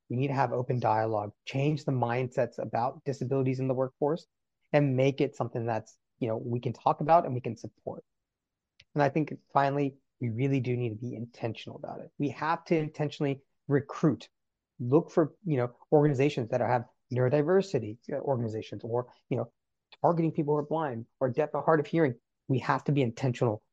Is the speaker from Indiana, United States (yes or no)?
no; North Carolina, United States; as a child growing up in North Carolina.